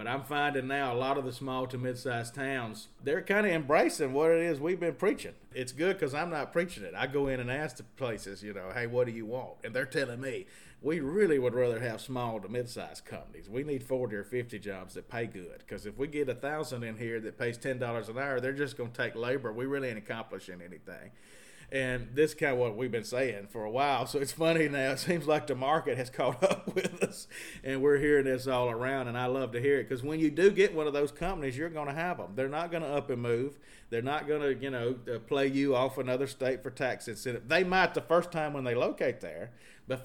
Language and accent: English; Mississippi, United States; also born or lived in Mobile, Alabama / Lafayette, Louisiana; If you're not from New Orleans, I sound New Orleans. But if you're from New Orleans, they all think I'm like from Houma or Thibodeau, which is real South Louisiana. And I'm not. I'm from Mississippi.